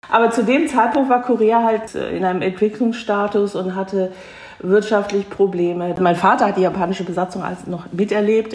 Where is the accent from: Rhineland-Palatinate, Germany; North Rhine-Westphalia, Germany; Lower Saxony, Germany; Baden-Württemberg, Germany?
North Rhine-Westphalia, Germany; near Cologne; ich bin in Deutschland geboren, aber eben mit koreanischen Wurzeln. Ich bin also 1970 geboren und bin in der Nähe von Köln aufgewachsen, in einer Vorstadt von Köln